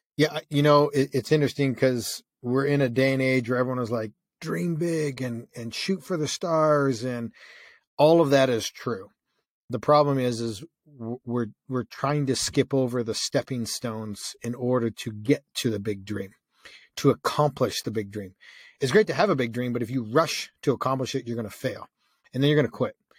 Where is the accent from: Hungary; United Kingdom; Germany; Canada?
Canada; I grew up in Canada and it's freezing cold.